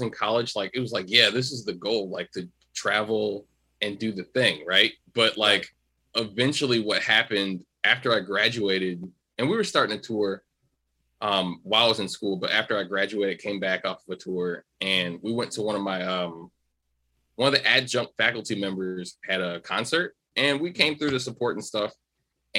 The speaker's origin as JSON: {"language": "English", "town": "St. Louis", "region": "Missouri", "country": "United States", "tie": "born or raised there", "also_born_or_lived": "Los Angeles", "lives_now": "Kansas City, United States", "said": "I'm originally from St. Louis, went through there, spent some time in Los Angeles"}